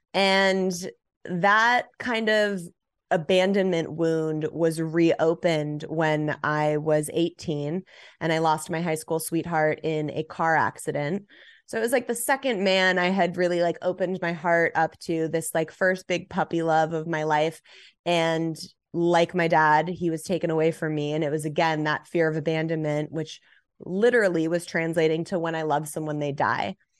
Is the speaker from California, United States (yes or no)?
yes; Los Angeles, California, United States; I grew up in Los Angeles, born and raised